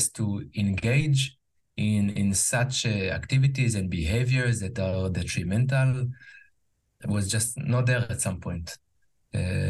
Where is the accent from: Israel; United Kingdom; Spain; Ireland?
Israel; Jerusalem, Jerusalem District; English is a second language; moved away as an adult; now in United States; I grew up in Israel, in Jerusalem, Israel. I now live in the US, where I also work in English